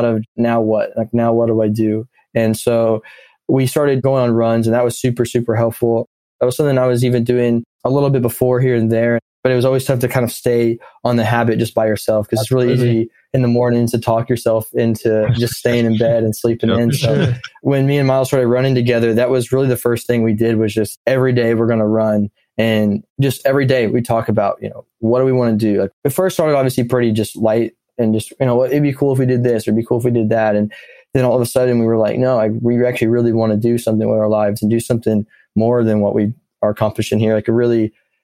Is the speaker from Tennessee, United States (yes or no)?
yes; Nashville, Tennessee, United States; also born or lived in Missouri; now in Knoxville, United States; I grew up in Nashville for about 10 years